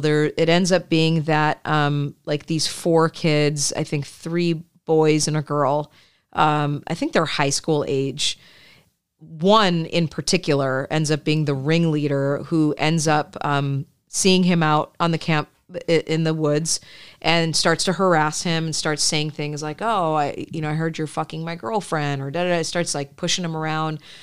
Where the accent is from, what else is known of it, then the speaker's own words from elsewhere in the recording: Midwest, United States; I grew up in the suburbs. Uh, I grew up in the Midwest